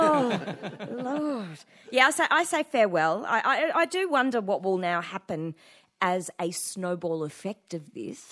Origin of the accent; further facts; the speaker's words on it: Australia; first language English; I was born in Australia. My mum was born in Australia. English was my first language